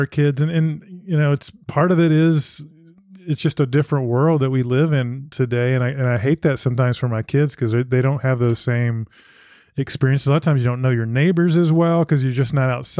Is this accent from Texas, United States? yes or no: yes; Dallas, Texas, United States; I grew up in Dallas.